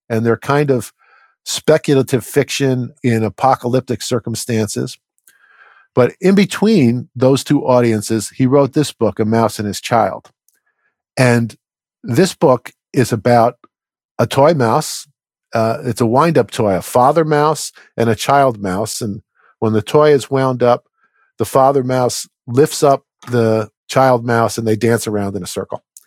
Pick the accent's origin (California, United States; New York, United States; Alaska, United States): New York, United States; New York metropolitan area, United States; I grew up in the New York metropolitan area